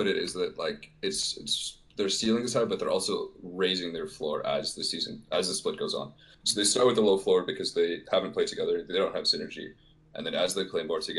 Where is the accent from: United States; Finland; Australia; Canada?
Canada; I'm from Canada.